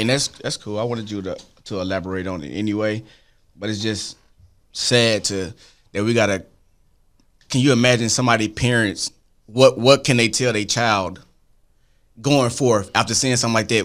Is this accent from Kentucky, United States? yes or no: no; Arkansas, United States; I'm from Arkansas